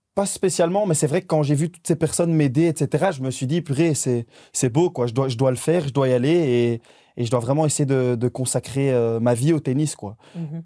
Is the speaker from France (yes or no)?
no; Belgium; on est des Belges